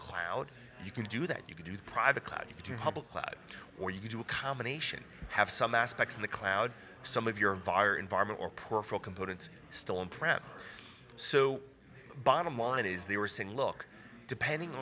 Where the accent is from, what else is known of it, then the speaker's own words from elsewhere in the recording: New York, United States; I'm from New York